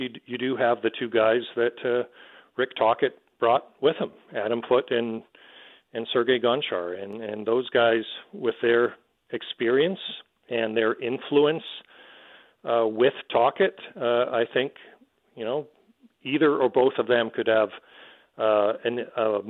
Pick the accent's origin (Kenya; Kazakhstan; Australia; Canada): Canada; as a Canadian